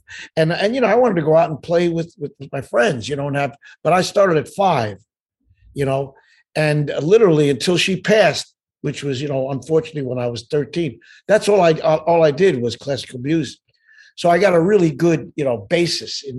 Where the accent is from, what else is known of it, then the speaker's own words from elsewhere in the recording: Pelham, New York, United States; I grew up there. I was born in New York City.